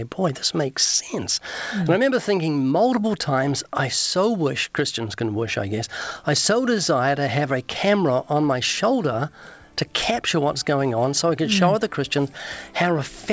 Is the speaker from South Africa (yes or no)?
no; New Zealand; moved away; also born or lived in Australia; I'm from New Zealand.